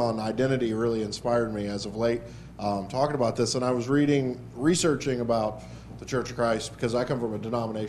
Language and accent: English; West Virginia, United States; I'm from West Virginia